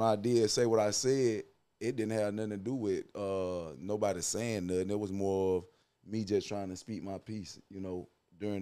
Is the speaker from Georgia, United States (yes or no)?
yes; Douglas, Georgia, United States; I'm from Coffee County, Douglas, Georgia.